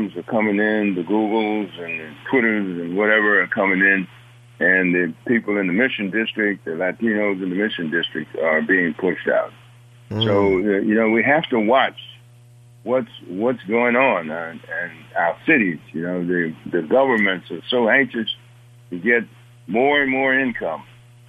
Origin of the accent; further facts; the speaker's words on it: East Coast, United States; now in San Francisco, United States; I come from the East Coast